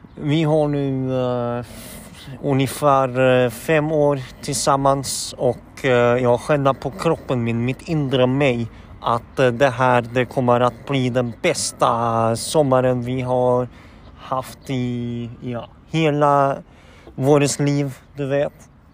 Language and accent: Norwegian; Horten, Vestfold, Norway; now in Åsgårdstrand, Norway; jeg er jo fra født og oppvokst i Horten